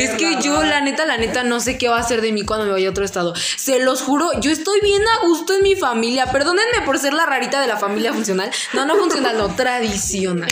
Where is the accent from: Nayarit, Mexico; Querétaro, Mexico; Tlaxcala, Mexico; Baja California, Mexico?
Tlaxcala, Mexico; no soy de acá. Le dije, yo soy de, pues ya le dije, no, soy de Tlaxcala